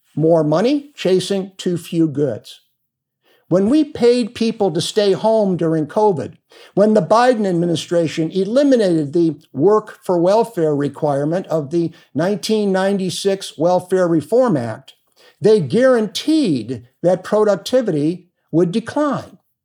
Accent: Cleveland, Ohio, United States; moved away as an adult; also born or lived in Cincinnati, Ohio / Springdale, Ohio / Phoenix, Arizona; now in Arizona, United States; I was born in Cleveland, earned a political science degree from Miami of Ohio, and my law degree from the University of Cincinnati

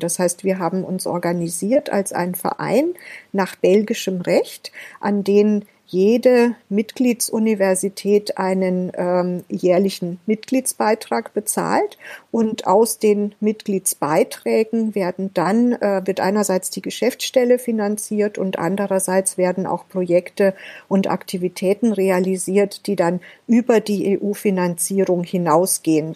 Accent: Germany; wir als Deutsche ähm, vielleicht auch wir Europäer insgesamt

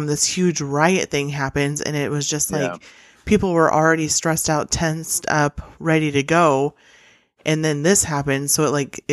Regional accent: Nebraska, United States; I'm from Nebraska

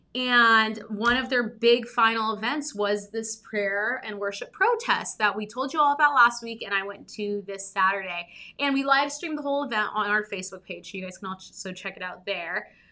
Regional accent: Southern California, United States; I grew up in Southern California

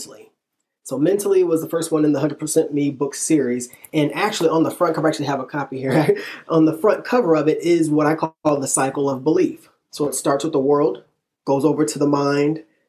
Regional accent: Illinois, United States; now in Texas, United States; I'm from Illinois originally. Me and my wife met in middle school, started dating in high school

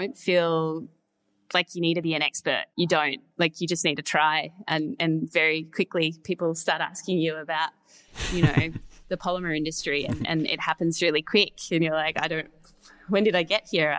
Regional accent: Perth, Western Australia, Australia; They're based in Perth, which is also my hometown.

